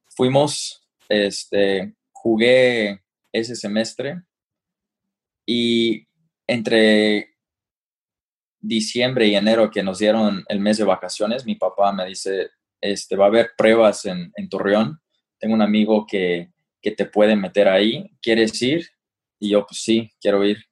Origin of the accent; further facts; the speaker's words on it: United States; moved away as an adult; crecí en un momento en Estados Unidos